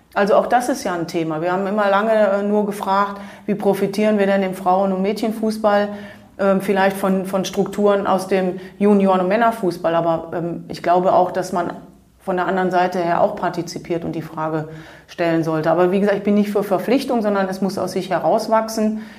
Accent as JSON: {"language": "German", "country": "Germany", "also_born_or_lived": "Switzerland", "moved": "as an adult", "said": "ich bin Deutsche"}